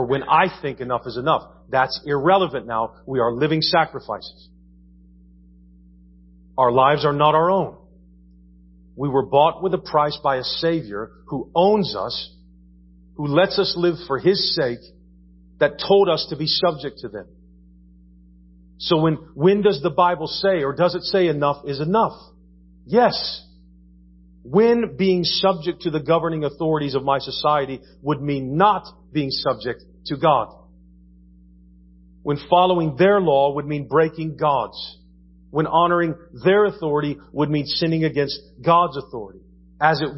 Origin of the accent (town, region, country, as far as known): United States